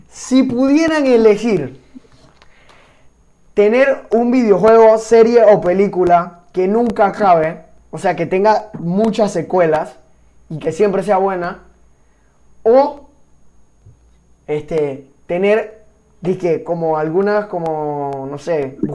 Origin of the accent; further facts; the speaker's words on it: Argentina; yo no quiero ofender a nadie en mi país argentino en total, pero Argentina tiene muy mala economía y no creo que salgan de ese hueco, de ese pantano.